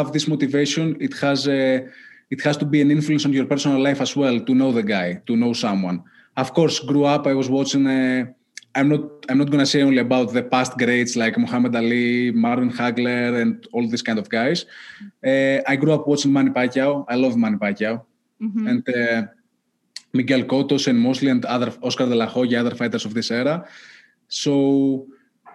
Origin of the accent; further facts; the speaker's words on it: Greece; moved away; I grew up back in Greece